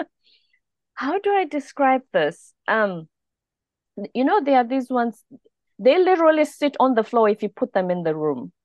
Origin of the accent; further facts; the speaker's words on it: South Africa; moved away as an adult; also born or lived in South Korea; now in United States; I'm a South African.